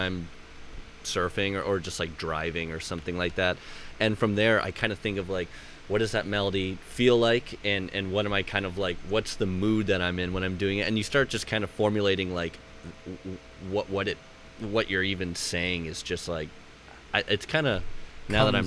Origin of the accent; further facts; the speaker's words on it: Indian Rocks Beach, Florida, United States; where I grew up on Indian Rocks, it's a spot called Scruggs Harbor